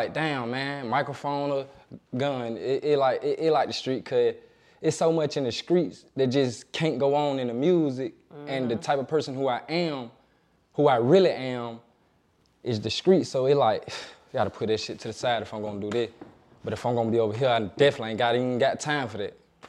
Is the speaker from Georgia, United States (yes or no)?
yes; Atlanta, Georgia, United States; Atlanta. All over. West side, really, but I done been to the east. I like to claim Atlanta.